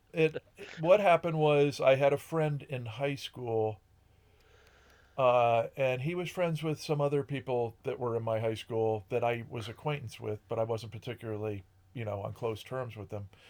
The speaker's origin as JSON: {"language": "English", "town": "Ashford", "region": "Connecticut", "country": "United States", "tie": "born or raised there", "also_born_or_lived": "Boston / Columbus, Ohio", "moved": "as an adult", "said": "I grew up in Connecticut"}